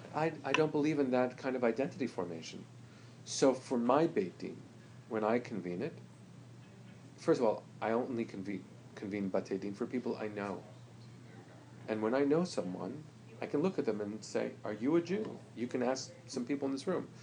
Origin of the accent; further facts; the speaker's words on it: United States; I'm an American.